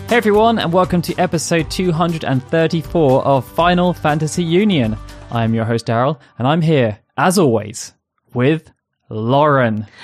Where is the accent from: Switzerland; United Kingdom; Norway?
United Kingdom; England; I, as an English person